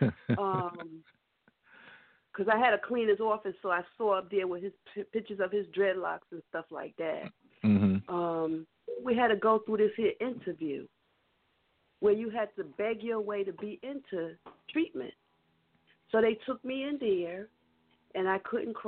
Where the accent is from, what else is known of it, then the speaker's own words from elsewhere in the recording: New York City, New York, United States; I grew up in Brooklyn.